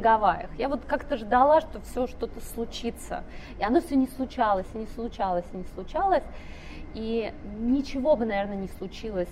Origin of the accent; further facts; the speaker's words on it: Ivanovo, Ivanovo Oblast, Russia; moved away as an adult; also born or lived in Texas; я из Иванова